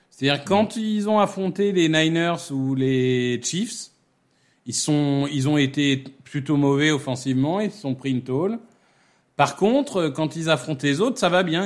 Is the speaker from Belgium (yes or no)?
no; Amiens, Hauts-de-France, France; ma ville natale euh, qui est Amiens.